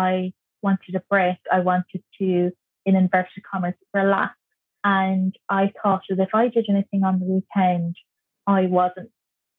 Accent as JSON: {"language": "English", "area": "Kerry", "region": "Munster", "country": "Ireland", "also_born_or_lived": "Dublin", "moved": "as an adult", "said": "I'm from Kerry, so I needed to get myself some work"}